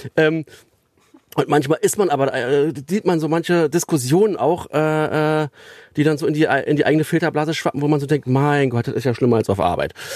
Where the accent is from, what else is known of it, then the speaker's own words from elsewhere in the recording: Berlin, Germany; now in Löhne, Germany; der Süden von Berlin, äh, wo ich groß geworden bin